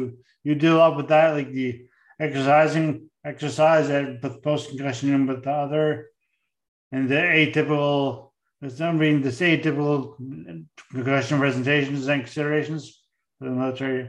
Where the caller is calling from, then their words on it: St. John's, Newfoundland and Labrador, Canada; I'm speaking from St. John's, where we're out in the middle of the North Atlantic, where there's no one near us.